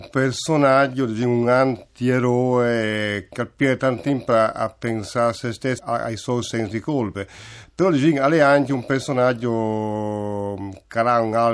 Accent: Buje, Istria County, Croatia; Buie, diciamo, ecco, diciamo, non il cognome, sono

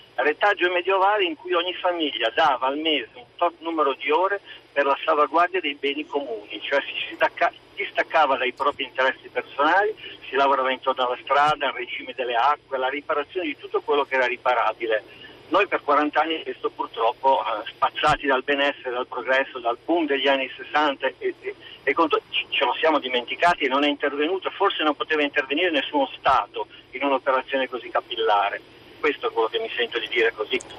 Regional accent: Cerreto Alpi, Emilia-Romagna, Italy; Nel mio paese, Cerreto Alpi

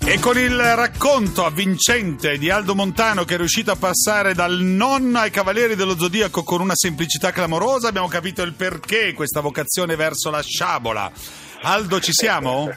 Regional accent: Livorno, Tuscany, Italy; da livornese

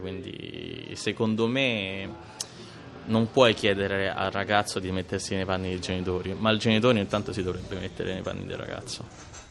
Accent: Rome, Lazio, Italy; sono nato a Ostia e sono cresciuto anche a Ostia

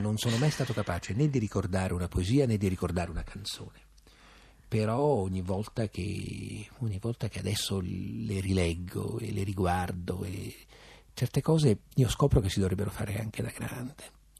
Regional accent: Abruzzo, Italy; moved away as an adult; now in Rome, Italy; Io sono abruzzese come Sidone

